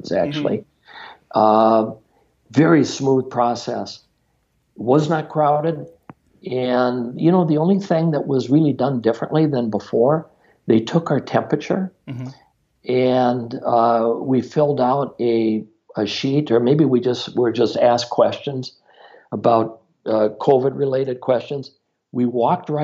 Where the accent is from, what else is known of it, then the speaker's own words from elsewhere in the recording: Minnesota, United States; I'm from Minnesota, and in March, it is cold in Minnesota